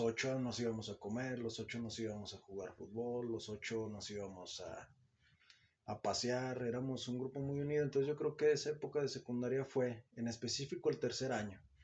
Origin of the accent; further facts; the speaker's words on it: Zacatecas, Mexico; yo soy zacatecano, soy nacido en Zacatecas, Zacatecas